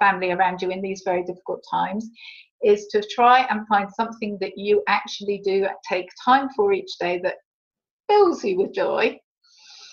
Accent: United Kingdom; we're British

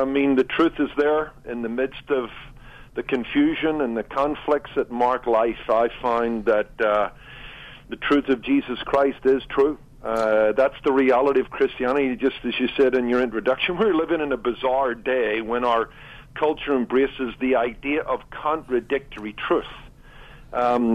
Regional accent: Northern Ireland, United Kingdom; I did grow up in Northern Ireland

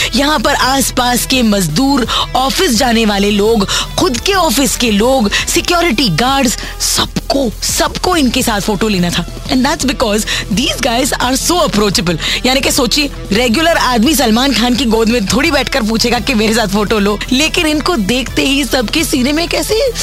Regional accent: Nashik, Maharashtra, India; नासिक की हूँ मैं

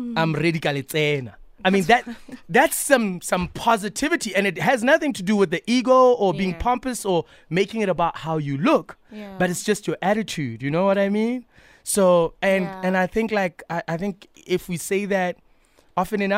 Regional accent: Bloemfontein, Free State, South Africa; I'm from Bloem.

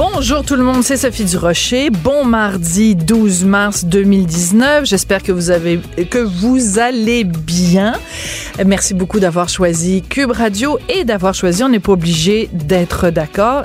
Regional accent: Bordeaux, Nouvelle-Aquitaine, France; je suis né à Bordeaux en 1965

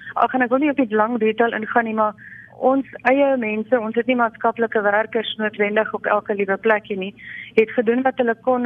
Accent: South Africa; Ons kan regtig met trots as Suid-Afrikaners

